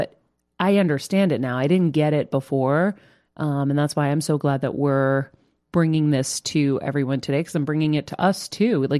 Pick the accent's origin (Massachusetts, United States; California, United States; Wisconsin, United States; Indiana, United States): Massachusetts, United States; now in Los Angeles, United States; my home state of Massachusetts